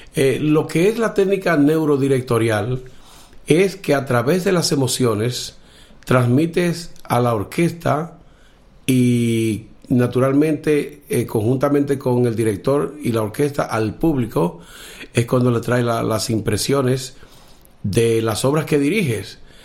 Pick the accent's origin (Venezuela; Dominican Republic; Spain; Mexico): Dominican Republic; Villa Tapia?, Cibao; soy de República Dominicana, de un pueblecito que se llama Villatenaria, al norte del país, donde se llama el Cibao, el Valle del Cibao.